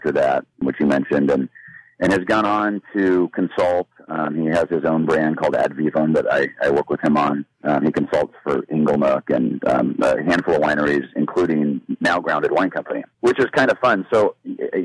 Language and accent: English; St. Helena, California, United States; I grew up in St. Helena.